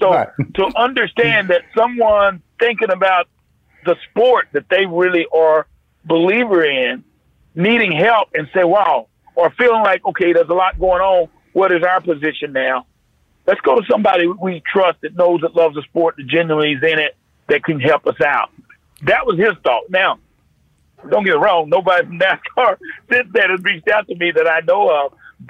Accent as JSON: {"language": "English", "region": "North Carolina", "country": "United States", "tie": "born or raised there"}